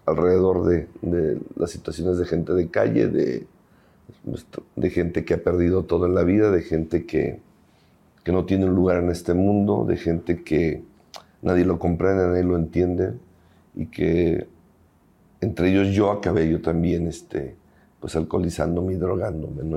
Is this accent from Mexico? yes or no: yes; Guadalajara, Jalisco, Mexico; soy originario aquí de Guadalajara